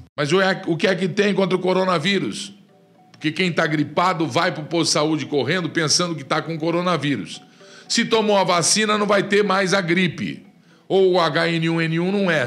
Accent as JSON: {"language": "Portuguese", "country": "Brazil", "said": "somos nós, povo do Brasil"}